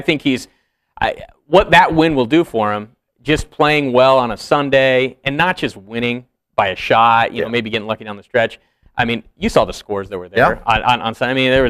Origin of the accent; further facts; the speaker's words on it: Newport Beach, California, United States; also born or lived in Idaho Falls, Idaho; now in Las Vegas, United States; Growing up in Newport Beach, Southern California